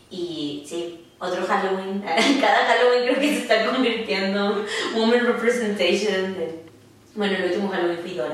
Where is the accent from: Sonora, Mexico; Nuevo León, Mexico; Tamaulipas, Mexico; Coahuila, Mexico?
Nuevo León, Mexico; Monterrey; moved away as an adult; now in Dallas, United States; soy regia Monterrey y llevo en Dallas cinco años eh, salió o surgió la idea de mudarme a Dallas porque quería aprender inglés.